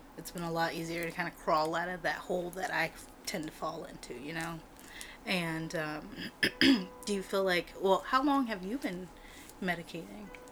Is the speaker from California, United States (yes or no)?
yes; California, United States; now in Oregon, United States; I was born in California